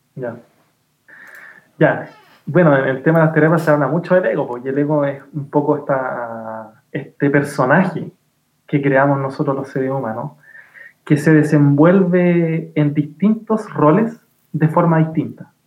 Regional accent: Chile

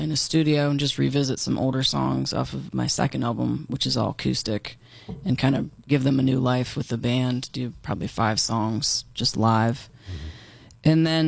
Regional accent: Rural Valley, Pennsylvania, United States; So I was raised in Rural Valley, PA

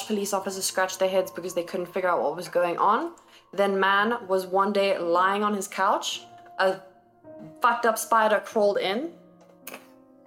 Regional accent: South Africa; we are South African.

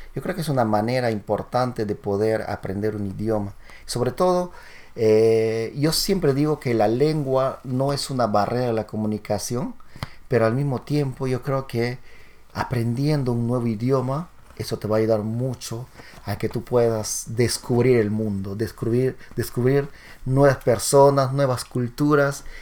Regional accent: Peru; moved away; como buen latino, buen peruano

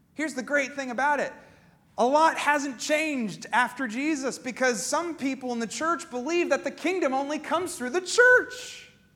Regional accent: Pennsylvania, United States; moved away; I grew up in Pennsylvania

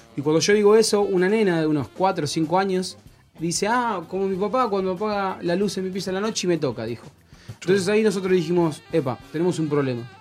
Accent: Monte Grande, Buenos Aires Province, Argentina; El secundario lo hice acá en Monte Grande, en el colegio Alviar.

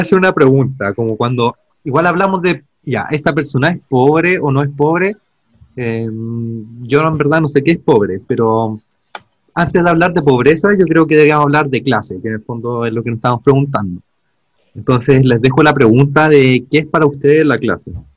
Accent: Santiago, Santiago Metropolitan Region, Chile; now in Ñuñoa, Chile; soy de Pudahuel

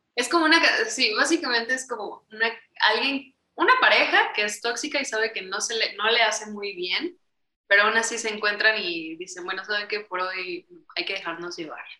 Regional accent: Mexico; also born or lived in Mexico City; somos un dúo mexicano, estamos en la Ciudad de México

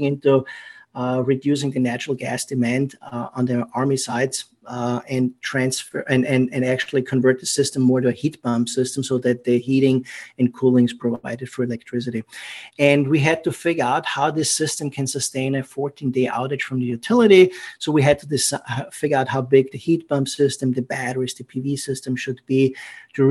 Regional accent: Austria; accent: German; English is a second language; moved away; it's a German accent. I'm from Austria originally

